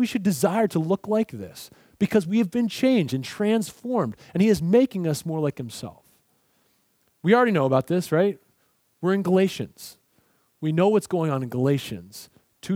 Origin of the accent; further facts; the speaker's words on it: Pennsylvania, United States; now in Southern US; I'm from Pennsylvania